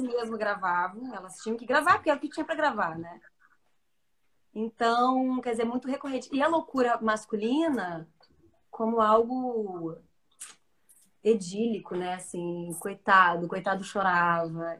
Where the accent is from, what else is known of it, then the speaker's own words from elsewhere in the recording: Santa Maria, Rio Grande do Sul, Brazil; Santa Maria, que é a minha terra, né? A terra onde eu cresci.